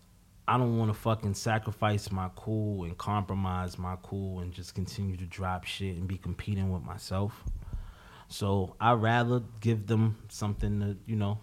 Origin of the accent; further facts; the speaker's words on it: New York City, New York, United States; I'm from Harlem. Like, I'm from the hood